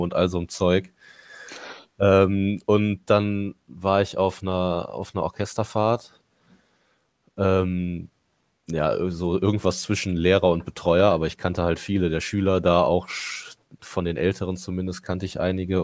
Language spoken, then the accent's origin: German; Mönchengladbach, North Rhine-Westphalia, Germany; Ich bin in Gladbach geboren, Gladbach aufgewachsen